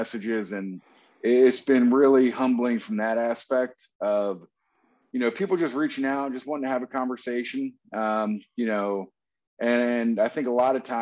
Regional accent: New Jersey, United States; moved away as an adult; also born or lived in College Park, Maryland / Dallas, Texas; originally, you know, I'm from New Jersey.

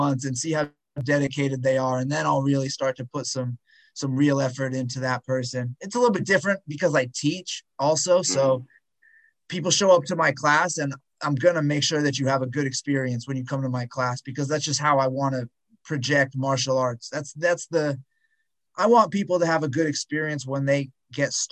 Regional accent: California, United States; moved away; I grew up in California and I don't live there anymore

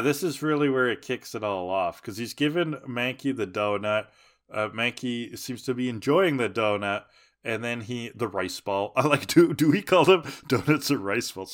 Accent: Canada; as a Canadian

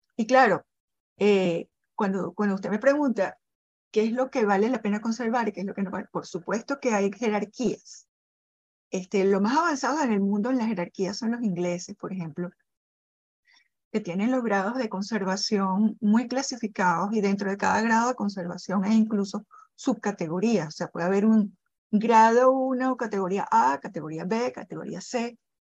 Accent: Caracas, Capital District, Venezuela; yo vivo en Caracas, yo soy caraqueña

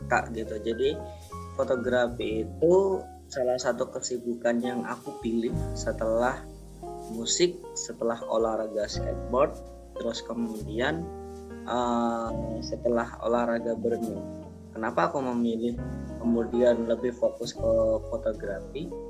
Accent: Banyuwangi, East Java, Indonesia; Aku lahir di Banyuwangi eh, di Desa Benengantor tahun 1992.

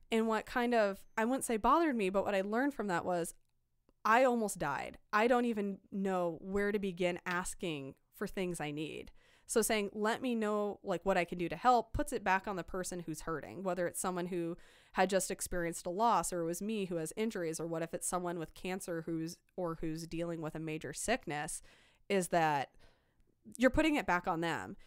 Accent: Iowa, United States; moved away; I'm from Iowa.

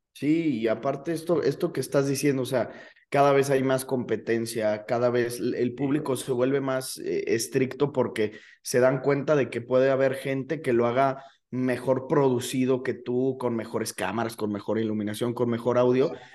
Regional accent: León, Guanajuato, Mexico; also born or lived in Celaya; Yo nací en Celaya, pues, pero he vivido toda mi vida aquí en León

